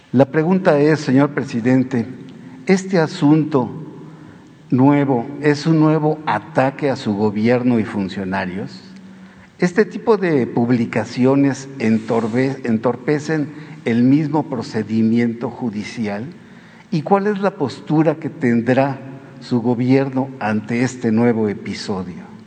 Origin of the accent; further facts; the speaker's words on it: Mexico; ni todos somos mexicanos a favor de la corrupción